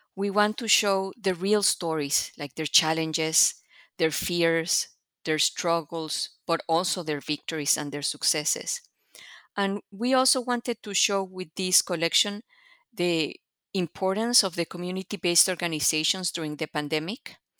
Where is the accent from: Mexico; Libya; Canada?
Mexico; moved away as an adult; now in United States; I come from Mexico, and I came to the U S to do a P H D in Latin American Studies.